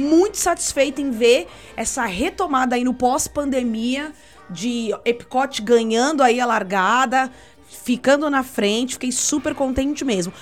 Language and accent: Portuguese; Brazil; a gente é brasileiro